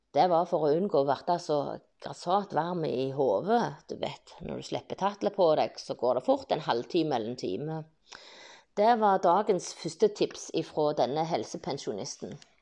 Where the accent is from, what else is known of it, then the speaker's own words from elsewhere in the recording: Bryne, Rogaland, Norway; jeg ble født på Brynehaugen i 1969. Jeg har barndomsminner fra skogen på Bryne